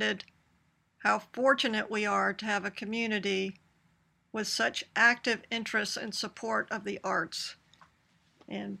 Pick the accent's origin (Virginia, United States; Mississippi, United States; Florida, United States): Mississippi, United States; Jackson; moved away as an adult; also born or lived in Vicksburg, Mississippi; now in Annapolis, United States; I am a Jacksonian, so a native Mississippian